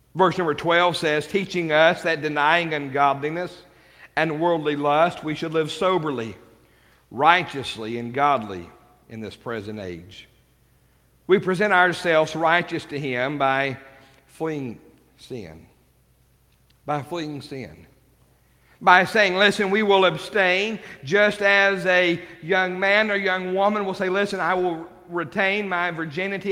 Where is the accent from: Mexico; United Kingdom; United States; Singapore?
United States; even as American